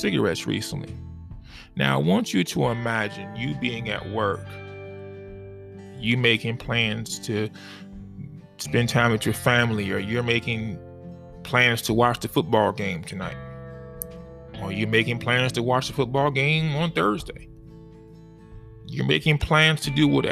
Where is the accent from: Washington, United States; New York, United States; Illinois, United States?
Illinois, United States; Chicago; my hometown, my city, and my state